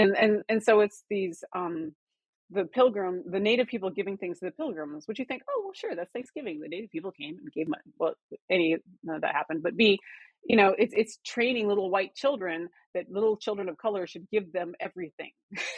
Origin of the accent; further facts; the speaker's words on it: South Dakota, United States; so I grew up in South Dakota, what was called the era of reconciliation.